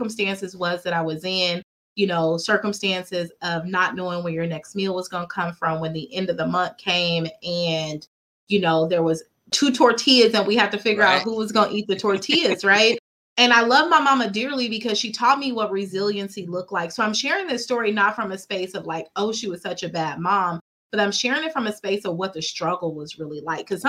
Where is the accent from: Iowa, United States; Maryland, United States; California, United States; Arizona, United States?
California, United States; Fresno; I grew up here in Fresno. I'm from Fresno.